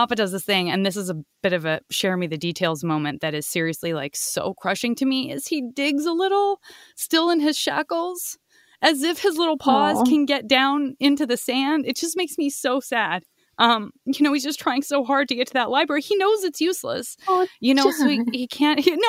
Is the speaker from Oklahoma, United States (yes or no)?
no; Arizona, United States; I'm from Arizona